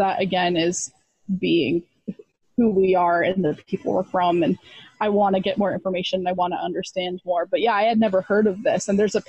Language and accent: English; Texas, United States; we grew up in Texas.